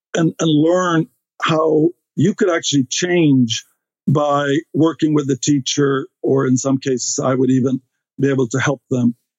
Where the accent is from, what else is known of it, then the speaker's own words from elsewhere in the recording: Stockholm, Stockholm County, Sweden; English is a second language; moved away as an adult; now in United States; I grew up in Sweden, uh, in Stockholm